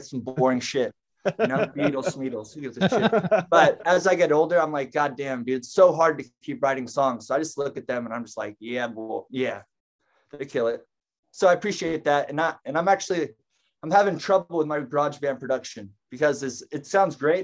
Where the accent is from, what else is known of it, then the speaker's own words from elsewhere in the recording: Portland, Oregon, United States; the neighborhood I grew up in Portland